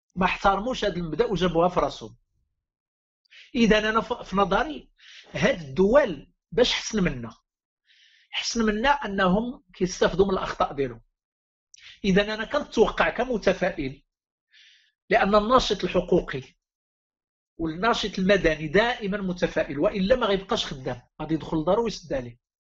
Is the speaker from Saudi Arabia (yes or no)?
no; Morocco; لقينا راسنا كمغاربه